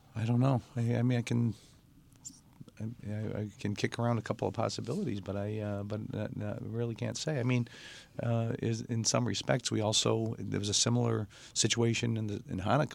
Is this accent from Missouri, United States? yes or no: no; Mount Clemens, Michigan, United States; I grew up in Mount Clemens, and when I was a kid, Mount Clemens was, I'd call it a bustling, um, Jewish town